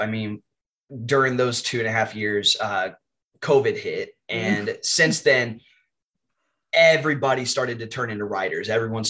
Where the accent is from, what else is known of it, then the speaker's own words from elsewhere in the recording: Texas, United States; I am from Texas in the US. I am a high school English teacher